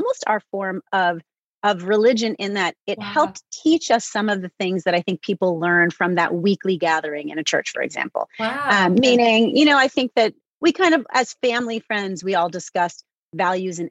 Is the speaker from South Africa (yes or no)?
no; New Haven, Connecticut, United States; I was born in 1970 in New Haven